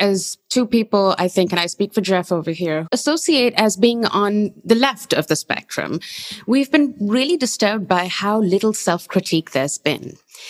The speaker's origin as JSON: {"language": "English", "country": "Pakistan", "tie": "born or raised there", "moved": "yes", "lives_now": "United States", "said": "I come from Pakistan. I grew up over there"}